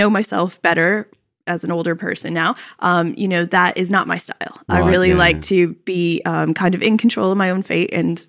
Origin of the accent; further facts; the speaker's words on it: Virginia, United States; also born or lived in Pittsburgh; I was born in Pittsburgh, Pennsylvania, but I was raised right outside Washington, D.C. in Virginia.